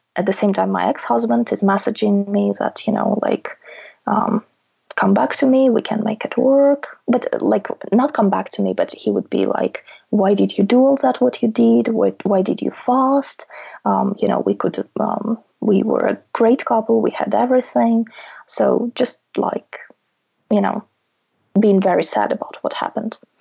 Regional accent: Russia; now in United Kingdom; I can always go back to my home country

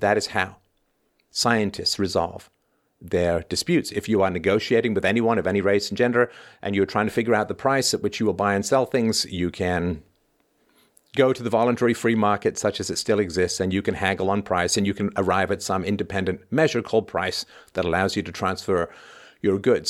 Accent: Ireland; moved away; I was born in Ireland. I spent a significant portion of my childhood in Ireland.

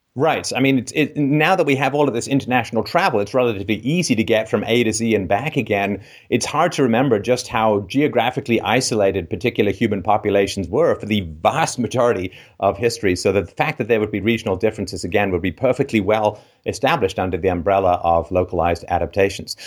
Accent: Ireland; I was born in Ireland

